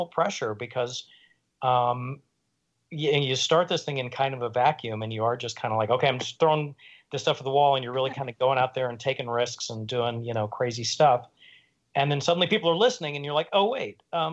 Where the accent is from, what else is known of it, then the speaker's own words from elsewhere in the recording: Oklahoma, United States; moved away as an adult; now in New York, United States; we're both from Oklahoma